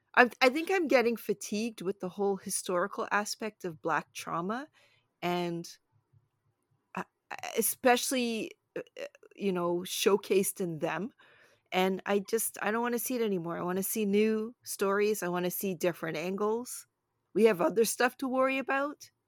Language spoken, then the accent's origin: English; Toronto, Ontario, Canada; also born or lived in Brooklyn, New York, United States; we moved from, uh, the States to a shared house with, uh, my mom's best friend and her family, and then I think they found a house, and then we found the house, which was not far because they liked the West End of Toronto